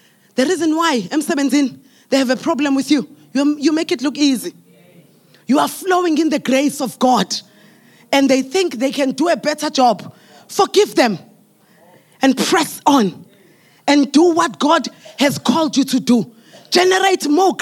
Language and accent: English; South Africa; I'm a South African.